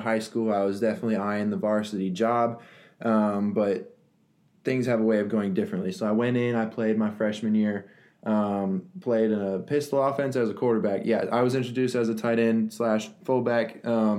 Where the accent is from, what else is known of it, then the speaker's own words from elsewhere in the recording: Littleton, Colorado, United States; now in Texas, United States; I grew up in Littleton, Colorado, a suburb outside of Denver.